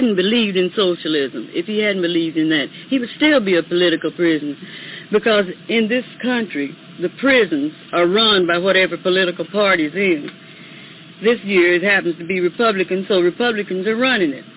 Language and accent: English; United States; We're all Americans. I'm not an African. I'm descended from Africa, but I'm an American